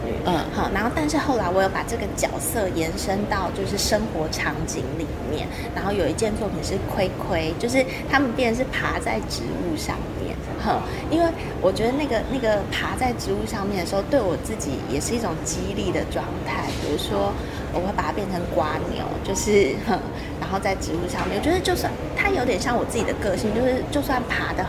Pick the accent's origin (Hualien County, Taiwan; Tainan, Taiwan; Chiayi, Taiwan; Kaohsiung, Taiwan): Hualien County, Taiwan; Hualien; now in Taitung, Taiwan; 我其实出生在花莲，我是花莲人，然后现在定居在台东。